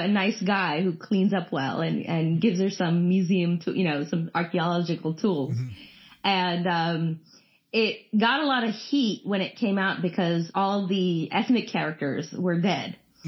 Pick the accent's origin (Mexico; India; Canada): India; I love action movies, and I'm Indian